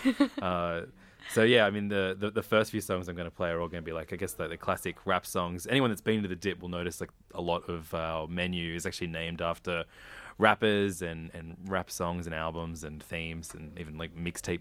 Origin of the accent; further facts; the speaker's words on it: Sydney, New South Wales, Australia; I grew up first in Normanhurst and then in Wirunga, but in between both those suburbs is Hornsby